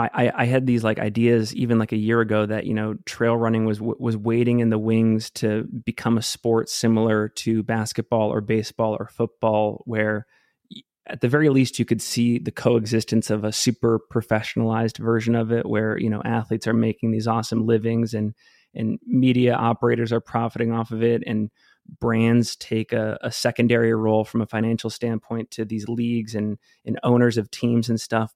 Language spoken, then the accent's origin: English; Cape Elizabeth, Maine, United States; moved away as an adult; now in Salt Lake City, United States; I grew up outside of Portland, Maine, lived there for almost fifteen years, uh, in a place called Cape Elizabeth